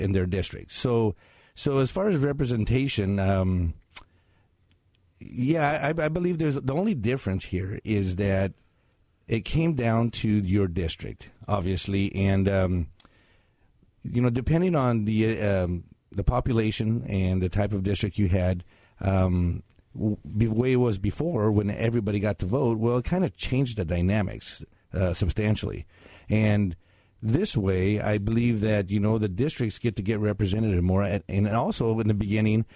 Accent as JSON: {"language": "English", "town": "Mesa", "region": "Washington", "country": "United States", "tie": "born or raised there", "also_born_or_lived": "Kennewick, Washington / Pasco, Washington", "said": "I was born in Kennewick, Washington, actually, and then I was raised in Mesa up until I was about 18 years old"}